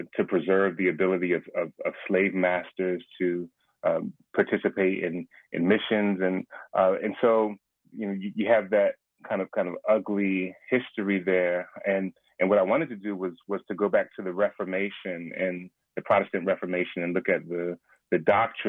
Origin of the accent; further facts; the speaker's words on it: Philadelphia, Pennsylvania, United States; I'm born and raised in Philadelphia, PA